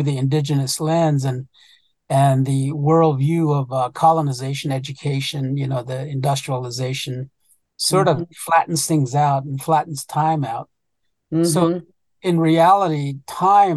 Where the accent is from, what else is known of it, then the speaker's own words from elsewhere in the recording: United States; first language Navajo; English is a second language; that's where I learned the Dene language. And I'm from the Jatlashe clan